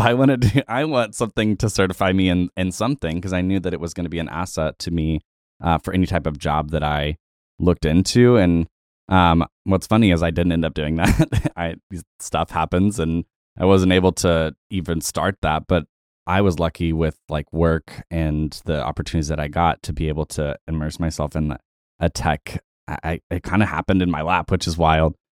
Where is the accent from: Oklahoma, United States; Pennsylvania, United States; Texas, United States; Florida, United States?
Oklahoma, United States; Tulsa; I am also from Tulsa